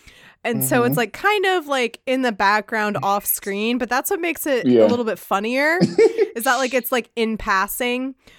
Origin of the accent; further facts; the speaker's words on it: Virginia, United States; Everyone knows I'm from Virginia.